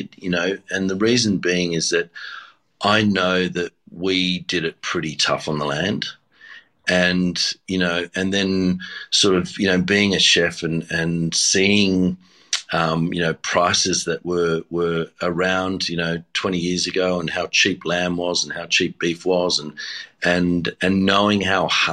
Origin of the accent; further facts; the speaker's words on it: Sydney, New South Wales, Australia; also born or lived in Tamworth, New South Wales / Badgerys Creek, New South Wales / Taralga, New South Wales; I was born in Tamworth, and then we had a dairy farm at Badgerys Creek. And then we weren't living on the farms, and I was going to school in Seven Hills, which is near Blacktown.